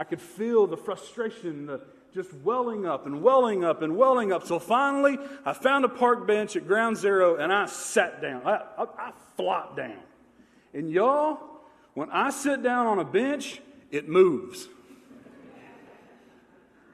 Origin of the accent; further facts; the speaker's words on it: Manchester, Tennessee, United States; I grew up outside of Manchester, Tennessee. And I grew up on a farm